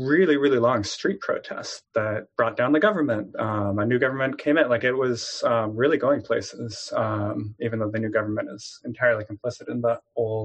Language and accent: English; California, United States; growing up in California